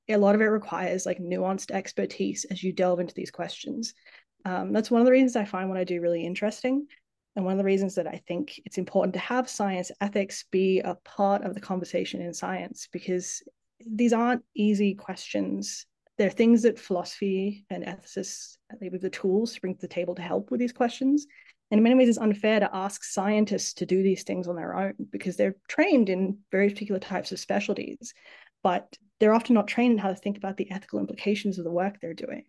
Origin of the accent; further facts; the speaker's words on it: Tasmania, Australia; moved away as an adult; also born or lived in Sydney, Australia / San Diego, United States; growing up in Tassie, my parents were both biologists. Um, they moved to Tasmania to work for CSIRO